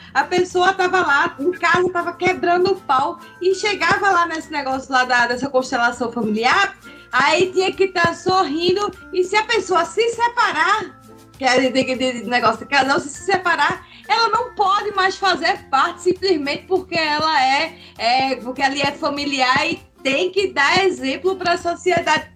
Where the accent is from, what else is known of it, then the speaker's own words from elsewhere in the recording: Pernambuco, Brazil; moved away as an adult; now in Santa Catarina, Brazil; Atualmente eu moro em Santa Catarina, mas eu sou natural de Pernambuco